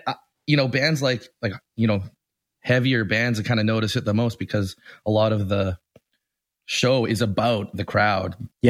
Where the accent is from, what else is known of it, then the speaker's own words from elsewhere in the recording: Winnipeg, Manitoba, Canada; I grew up in Winnipeg, which is a small city in the middle of Canada. The closest big city would have been like Minneapolis.